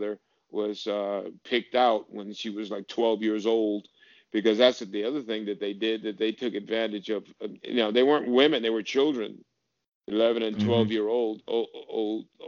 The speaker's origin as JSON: {"language": "English", "region": "Connecticut", "country": "United States", "tie": "born or raised there", "said": "I've experienced discrimination and in Connecticut, where I grew up."}